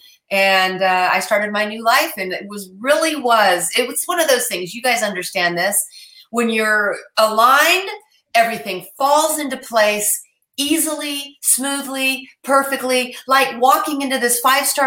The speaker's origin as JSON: {"language": "English", "town": "Mount Shasta", "region": "California", "country": "United States", "tie": "born or raised there", "said": "I was born in Mount Shasta"}